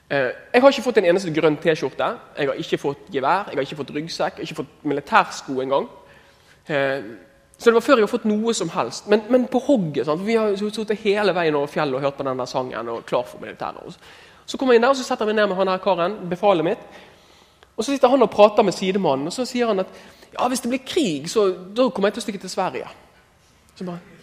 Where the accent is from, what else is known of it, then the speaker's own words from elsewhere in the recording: Askøy, Vestland, Norway; jeg er fra Askøy og har veldig bra foreldre